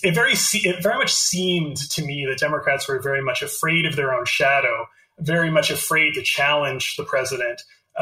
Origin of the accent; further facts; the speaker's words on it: Canada; I'm Canadian. I live in Canada